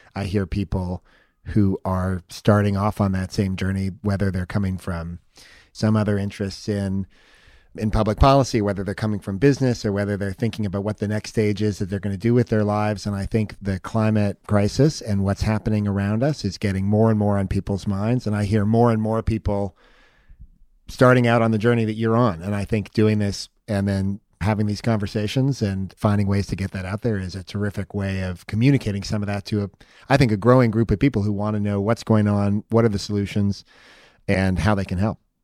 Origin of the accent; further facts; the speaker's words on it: Palo Alto, California, United States; I grew up in Palo Alto in the Bay Area